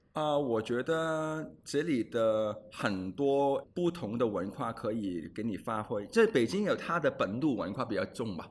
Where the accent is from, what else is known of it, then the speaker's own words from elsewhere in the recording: Hong Kong; Chinese is a second language; moved away as an adult; also born or lived in Australia / Beijing; now in Shanghai, China; 我是土生土长的香港人